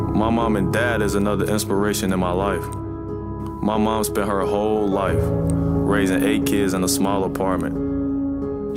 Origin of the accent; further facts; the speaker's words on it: Cincinnati, Ohio, United States; I was born and raised in Cincinnati, Ohio